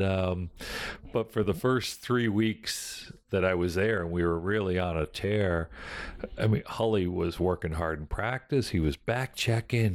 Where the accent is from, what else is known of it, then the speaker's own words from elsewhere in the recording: Fort Erie, Ontario, Canada; also born or lived in Buffalo, New York, United States; I was born in Buffalo, New York, but grew up in Canada